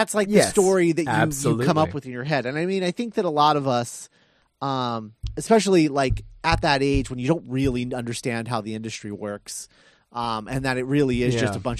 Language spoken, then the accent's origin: English; Indiana, United States; I'm from Indiana.